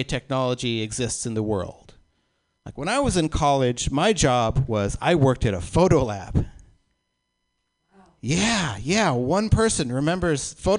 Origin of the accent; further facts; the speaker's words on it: Oklahoma, United States; I was born in Oklahoma in the 70s